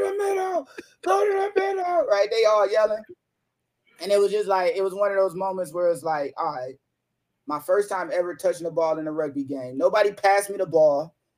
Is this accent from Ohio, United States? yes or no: yes; Toledo, Ohio, United States; moved away as an adult; my hometown, Toledo, Ohio